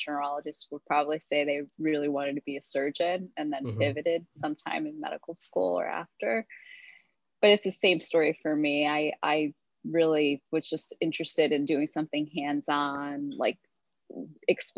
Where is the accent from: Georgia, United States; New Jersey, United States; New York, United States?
New Jersey, United States; Hoboken; I was born and raised in Hoboken, New Jersey